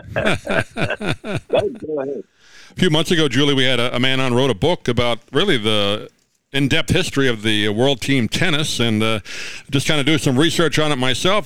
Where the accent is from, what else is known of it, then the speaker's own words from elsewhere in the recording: New York, United States; I grew up in New York